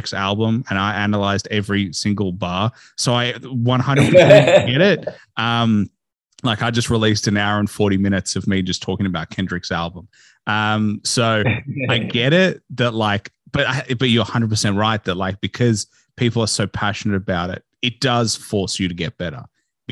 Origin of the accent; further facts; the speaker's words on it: Australia; growing up in Australia